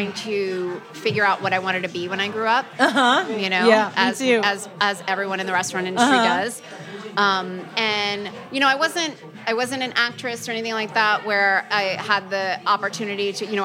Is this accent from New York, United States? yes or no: yes; New York City, New York, United States; I grew up in Greenpoint, Brooklyn